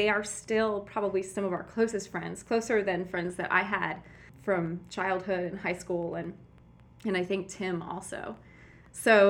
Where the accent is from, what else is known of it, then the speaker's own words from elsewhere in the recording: Connecticut, United States; moved away as an adult; also born or lived in Colorado / Washington, D.C.; now in Seattle, United States; I'm originally from Connecticut